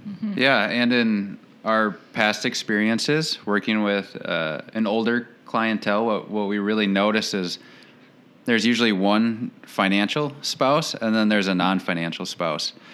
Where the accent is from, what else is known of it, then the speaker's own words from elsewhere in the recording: Saint Paul, Minnesota, United States; moved away as an adult; also born or lived in Portland, Oregon; now in Rochester, United States; I am originally from St. Paul, Minnesota, born and raised